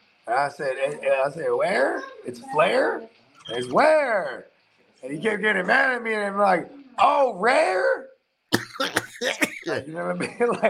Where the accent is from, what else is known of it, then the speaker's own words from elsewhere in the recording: California, United States; I'm from Cali